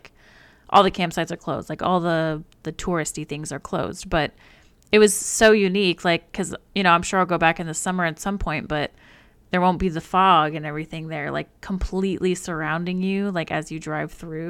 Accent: Alaska, United States; born there; but we were born 7 hours apart. I was born in Alaska and Sarah was born in Illinois.

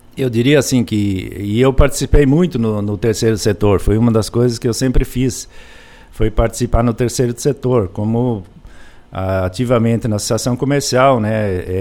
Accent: Enéas Marques, Paraná, Brazil; a história nossa eh, começou em Enéas Marques, foi é onde eu nasci

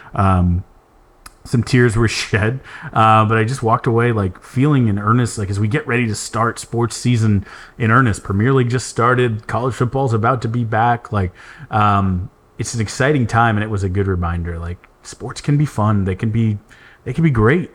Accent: San Antonio, Texas, United States; Growing up in San Antonio, that was the Spurs

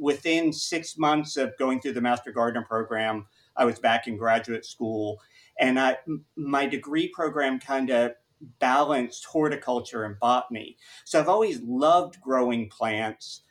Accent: Augusta, Georgia, United States; now in Florida, United States; when I was 6 or 7 growing up in Augusta, Georgia

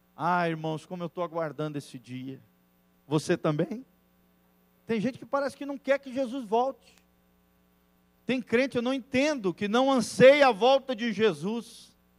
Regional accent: Brazil; also born or lived in Mexico; eu sou brasileiro com muito orgulho, com muito amor

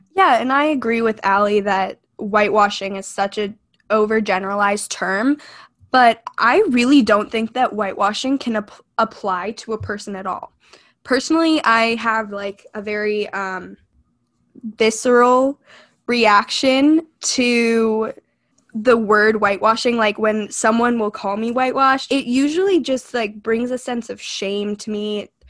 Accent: United States; I feel that I'm almost more American than I am Indian

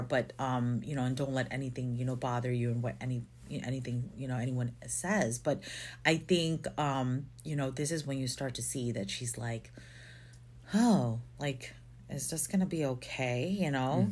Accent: Philippines; moved away; I grew up in the Philippines for most of my life, and I've been here forever

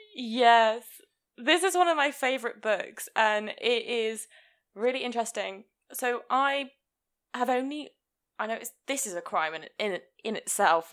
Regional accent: Hereford, West Midlands, United Kingdom; I'm from Hereford

